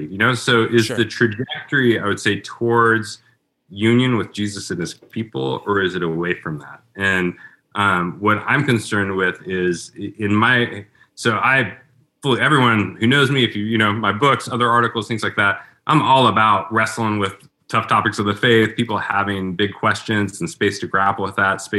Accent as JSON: {"language": "English", "town": "Portland", "country": "United States", "tie": "born or raised there", "said": "my hometown of Portland"}